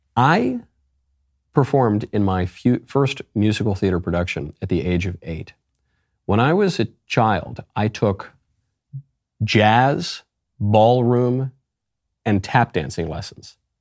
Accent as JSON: {"language": "English", "country": "United States", "said": "my family is Italian. I love Italy. I'm not gonna put an Italian flag in my handle because I'm an American"}